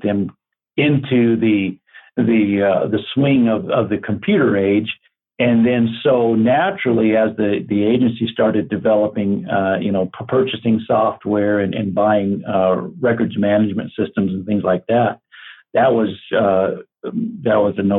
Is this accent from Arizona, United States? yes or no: yes; Glendale, Arizona, United States; also born or lived in Payson, Arizona; Growing up in Glendale, I was right across the street from the Glendale Municipal Airport